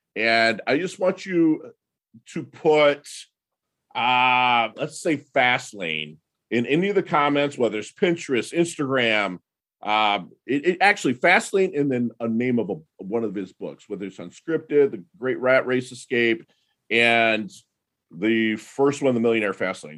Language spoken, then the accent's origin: English; Detroit, Michigan, United States; I'm from Detroit